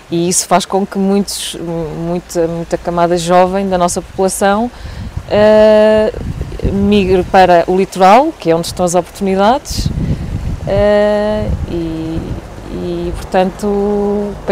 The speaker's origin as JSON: {"language": "Portuguese", "town": "Mesão Frio", "region": "Norte", "country": "Portugal", "tie": "born or raised there", "said": "Eu sou de cá mesmo, de, de, de Vila Marim, okay. freguesia que pertence ao Conselho de Musalfrio. Um, e eu gosto muito de viver aqui"}